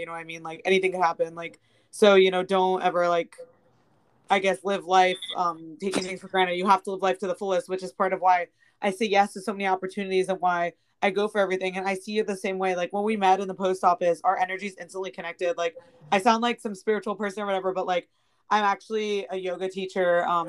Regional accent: Bethesda, Maryland, United States; now in Los Angeles, United States; I'm from Bethesda originally, Bethesda, Maryland

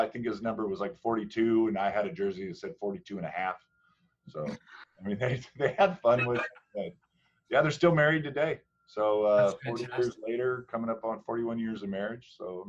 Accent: New Mexico, United States; I was born actually in New Mexico, in Arteaga.

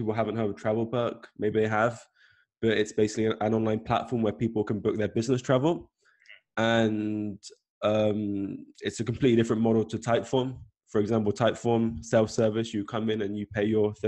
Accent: South West England, United Kingdom; moved away; I'm originally from England, Southwest, like a small town that no one's probably heard of before

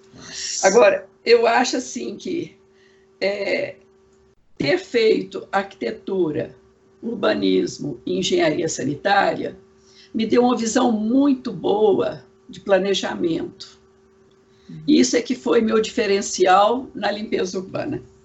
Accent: Goiás, Brazil; now in Belo Horizonte, Brazil; eu como sou de Goiás, não sou de, de Belo Horizonte, eu não tinha muito contato aqui para trabalhar como arquiteta

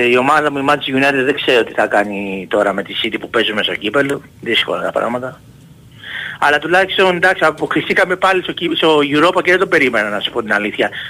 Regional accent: Ymittos, Attica, Greece; από τον Ημιτό, τι κάνουμε.

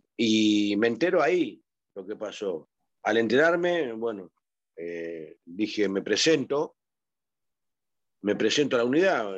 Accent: Avellaneda, Buenos Aires Province, Argentina; also born or lived in Mendoza; Zona Sur, Avellaneda. Eh, fui siempre zona de Avellaneda. yo soy mendocino por nacimiento, al tiempo vine acá a Buenos Aires.

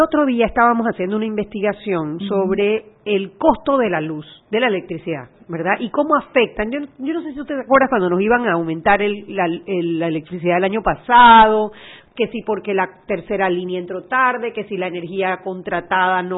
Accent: Panama; nosotros como panameños

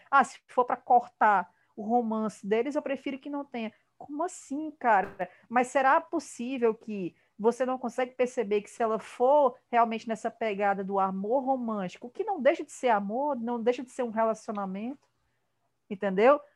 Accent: Ceará, Brazil; Eu sou, eu sou cearense, eu falo de um jeito meio esquisito

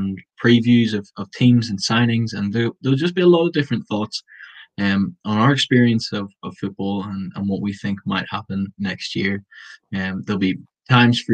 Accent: Bangor, Northern Ireland, United Kingdom; I'm from Bangor

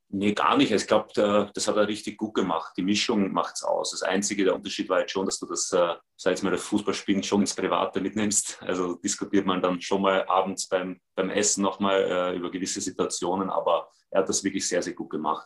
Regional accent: Vienna, Austria; moved away as an adult; now in Berlin, Germany; ich bin sie auch gewohnt aus Wien

